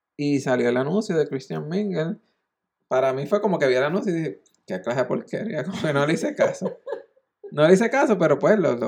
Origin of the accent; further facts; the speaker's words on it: Naguabo, Puerto Rico; yo soy de Naguabo, yo viví en Naguabo